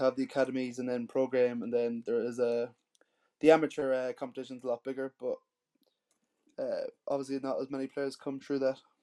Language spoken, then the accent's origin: English; Sligo, Connacht, Ireland; moved away as an adult; also born or lived in Japan; now in New Zealand; So I grew up in a small town called Sligo in the northwest of Ireland